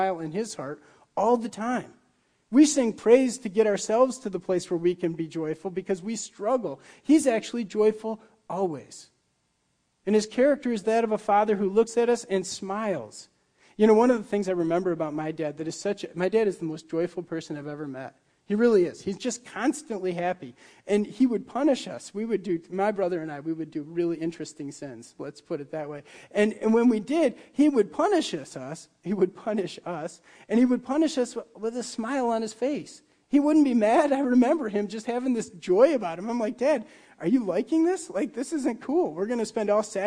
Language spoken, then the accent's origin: English; Muskegon, Michigan, United States; moved away; Where I grew up in Michigan was right along Lake Michigan, and in the Muskegon Harbor